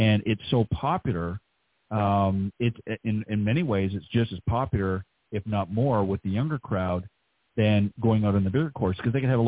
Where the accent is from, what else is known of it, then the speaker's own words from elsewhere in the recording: Toronto, Ontario, Canada; moved away; up near my place where I grew up back in Canada